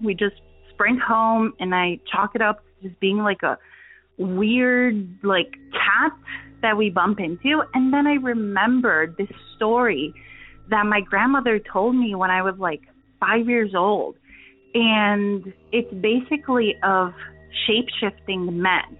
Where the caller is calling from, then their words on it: Transylvania, Romania; I'm actually calling from Eastern Europe, Transylvania